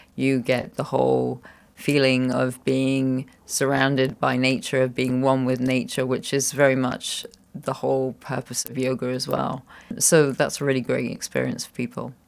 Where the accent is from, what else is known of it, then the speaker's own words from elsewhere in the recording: Scotland, United Kingdom; moved away as an adult; also born or lived in United States / Netherlands; now in Luxembourg; I was born in Scotland, um, and I traveled, uh, to different places